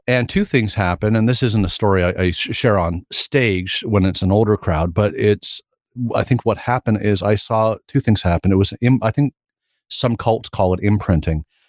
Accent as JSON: {"language": "English", "town": "Sarnia", "region": "Ontario", "country": "Canada", "tie": "born or raised there", "also_born_or_lived": "Baton Rouge", "moved": "as an adult", "said": "we came back from Baton Rouge to Sarnia, and I was in Sarnia until I was twenty-two"}